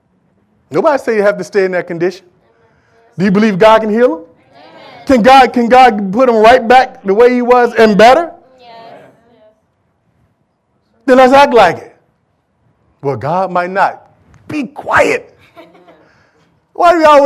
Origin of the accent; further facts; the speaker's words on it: Michigan, United States; I'm from Michigan